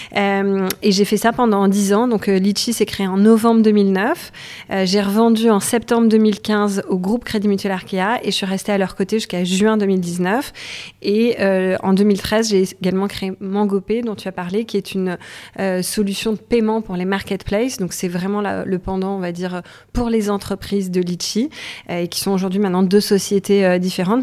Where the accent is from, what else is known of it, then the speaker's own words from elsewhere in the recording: Toulouse, Occitania, France; moved away as an adult; now in Paris, France; je suis toulousaine, je suis venue euh, sur Paris pour faire mes études, je suis jamais repartie